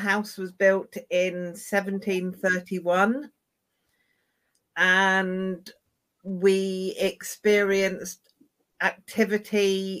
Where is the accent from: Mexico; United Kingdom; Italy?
United Kingdom; River Thames, Berkshire, South East England; I grew up on the River Thames in a haunted lock house